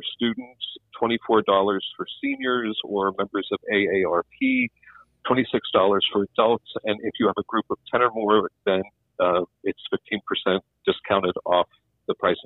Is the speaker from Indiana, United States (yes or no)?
no; Somerset, Pennsylvania, United States; I grew up in Somerset, so all my friends you know, in the air, in the Laurel Highlands